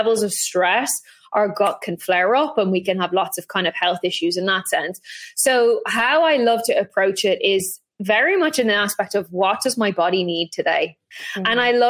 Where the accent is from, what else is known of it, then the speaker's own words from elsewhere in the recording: Ireland; I grew up in Ireland